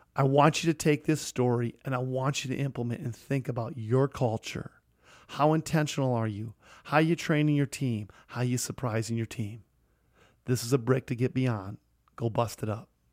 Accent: Sioux Falls, South Dakota, United States; here in my hometown.

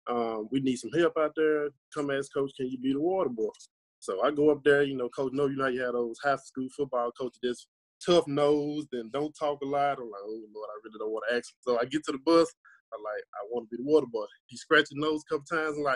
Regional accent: Tunica, Mississippi, United States; I'm from Tunica, Mississippi. My journey, well, I'm only 23

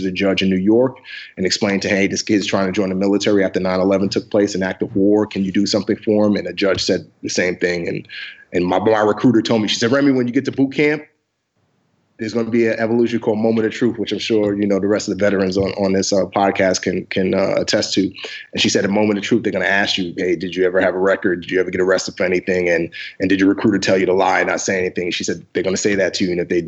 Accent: Nigeria; also born or lived in Lomé, Togo; Yeah, so I was born in Western Africa, in Lomé, Togo. I'm actually Nigerian, though. I was just born in Togo because that's where father wanted me to be born

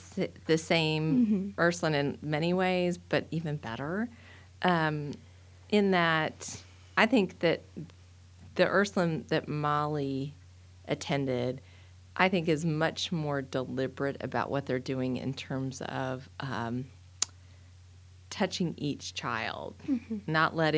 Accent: Dallas, Texas, United States; So I grew up in Dallas, and at the time, there wasn't a lot of Catholic school options

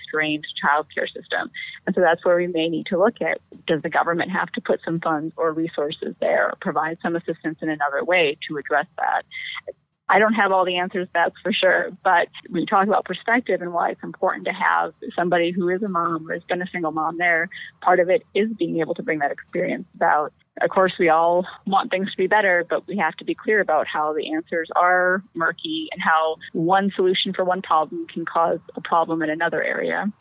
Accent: Appleton, Wisconsin, United States; I was born right here in Appleton, Wisconsin, where I still live

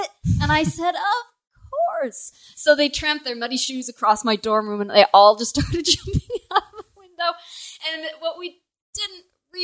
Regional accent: Colorado, United States; I'm from Colorado

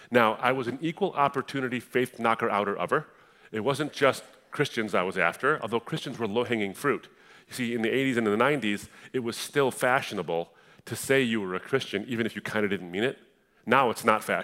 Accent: Detroit, Michigan, United States; I was born in Detroit, but we moved up to a suburb of Detroit

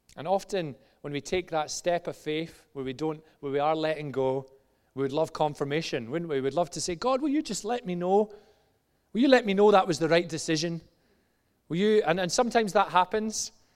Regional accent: just outside Glasgow, Scotland, United Kingdom; moved away; when I was about ten years old, eh, in Glasgow, just outside Glasgow to the age of about fourteen, actually younger, probably about seven to fourteen

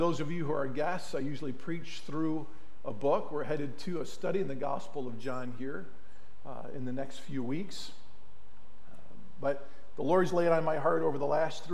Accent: Mentor-on-the-Lake, Ohio, United States; We grew up on Marine Parkway here in Menor on the Lake, Ohio

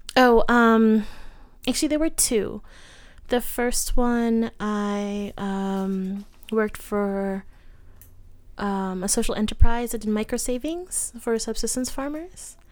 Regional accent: United States; I'm an American

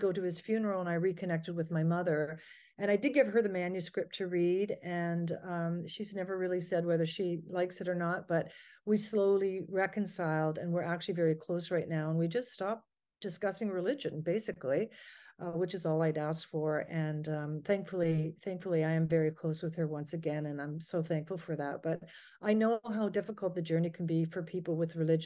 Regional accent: Ontario, Canada; I'm from Ontario, Canada

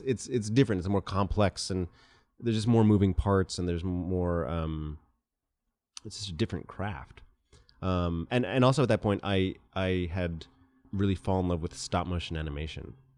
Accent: Cleveland, Ohio, United States; also born or lived in Japan; They separated when I was three. And my mom brought me to Cleveland, which is where she is from

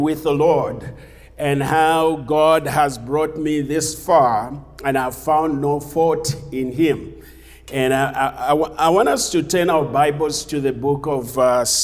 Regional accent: Zambia; moved away; I'm from Zambia, originally from Zambia.

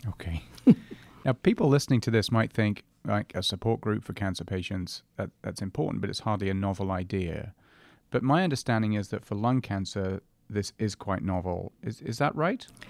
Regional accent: England, United Kingdom; now in Canada; I'm English, but of course we're now both Canadian

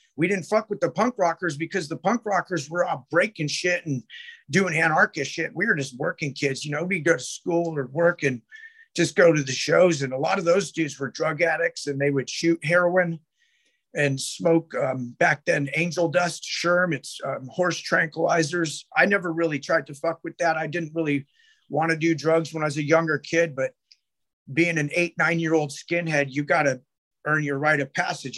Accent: Sacramento, California, United States; I grew up in Oak Park, Sacramento

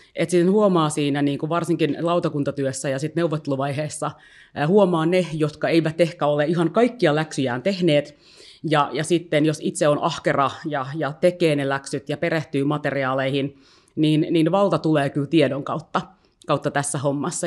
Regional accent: Helsinki, Uusimaa, Finland; tämä on kuitenkin niin kuin mun kotikaupunki, ja tiedätkö, jotenkin mä niin kuin identifioidun niin vahvasti helsinkiläiseksi

